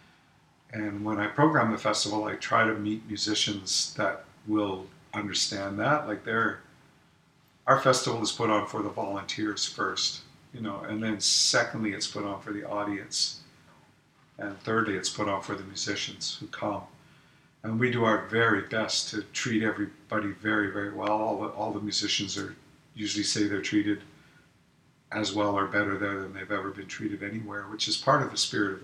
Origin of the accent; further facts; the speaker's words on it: Alberta, Canada; also born or lived in Manitoba / British Columbia; now in Vancouver Island, Canada; growing up in Alberta, in Canada